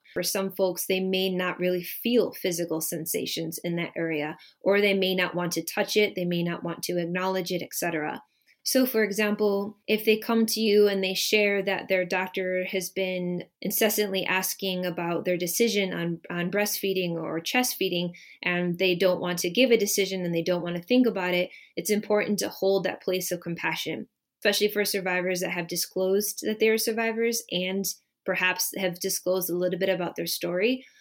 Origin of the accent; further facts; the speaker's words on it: Midwest, United States; moved away as an adult; also born or lived in Bay Area, California; now in Michigan, United States; I was born and raised in the Midwest and spent the last about twelve and a half years living in the Bay Area of California and only recently moved back to Michigan